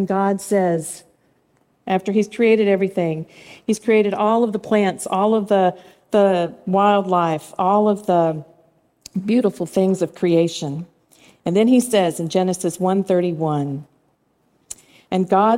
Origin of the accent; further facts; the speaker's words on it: Swannanoa, North Carolina, United States; moved away; Swannanoa, North Carolina. That happens to be my hometown where I grew up